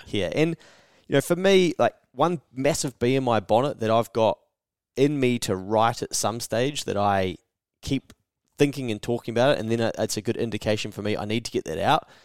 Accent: New Zealand; I'm from New Zealand

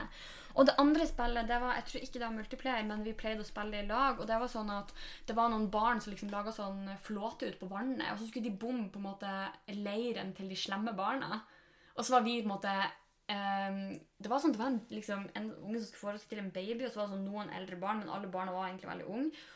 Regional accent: Norway; moved away; nå er vi hjemme i Sjongsfjord

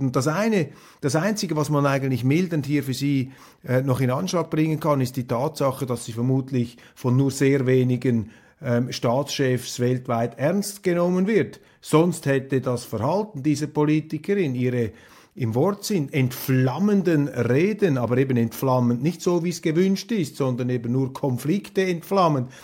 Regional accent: Switzerland; Wir Deutschschweizer, der Dialekt äh, ist sozusagen das Zentralmassiv unserer Identität.

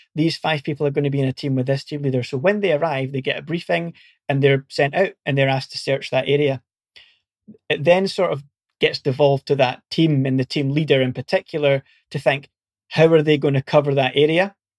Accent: Scotland, United Kingdom; accent: Scottish; moved away as an adult; also born or lived in Portsmouth; you might be able to tell from my accent, I'm originally Scottish

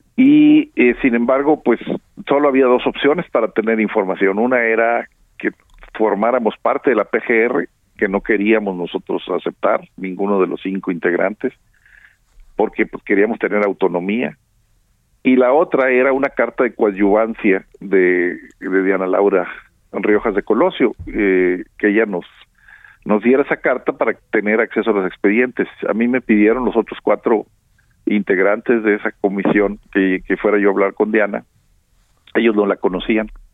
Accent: Nuevo León, Mexico; aquí en mi tierra, en Nuevo León

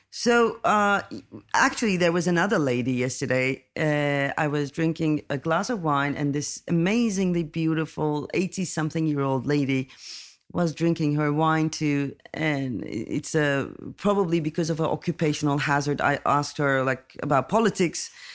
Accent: Turkey; I'm coming from Turkey

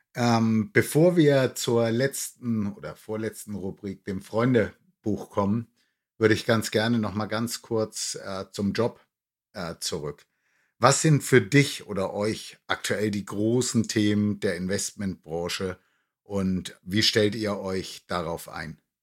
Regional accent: near Nuremberg, Franconia, Bavaria, Germany; moved away as an adult; now in Cologne, Germany; Ich bin ja nun auch gebürtiger Franke und in der Nähe von Nürnberg aufgewachsen.

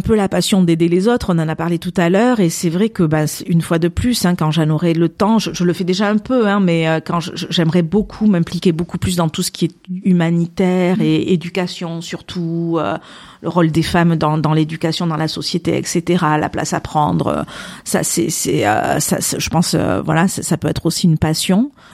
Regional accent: Landes, Nouvelle-Aquitaine, France; j'ai grandi plus dans les Landes que dans le Pays Basque

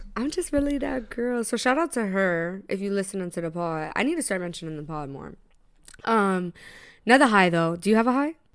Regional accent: Tampa, Florida, United States; now in New York, United States; Tampa, which is my hometown

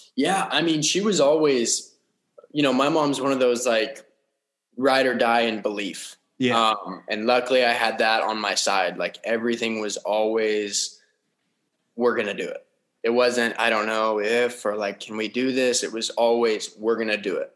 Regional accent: Las Vegas, Nevada, United States; grew up in uh, Las Vegas, Nevada

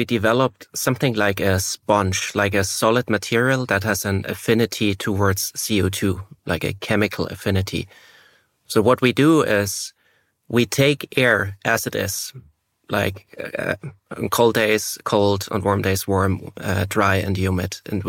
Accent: Germany; English is a second language; And both being born and raised in Germany and studying in Switzerland, the Swiss have a secret language.

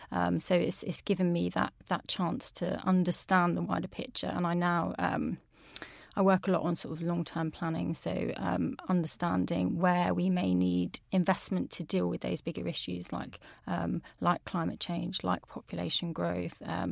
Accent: Peterborough, East of England, United Kingdom; So I'm from Peterborough, which is obviously in the Anglian region.

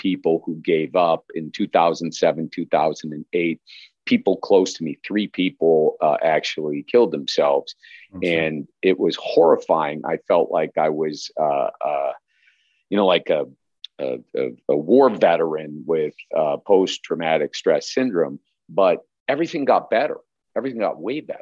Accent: Chicago, Illinois, United States; I grew up in Chicago area

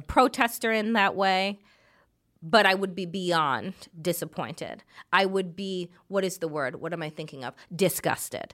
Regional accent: Jamaica; As a Jamaican

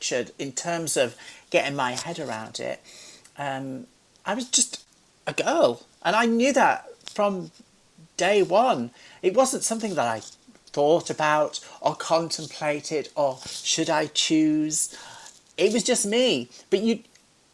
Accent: Carlisle, North West England, United Kingdom; growing up in Carlisle, which is near Penrith

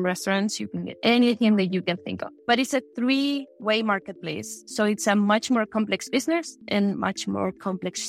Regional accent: Madrid, Community of Madrid, Spain; also born or lived in Wisconsin; I grew up in Madrid, Spain

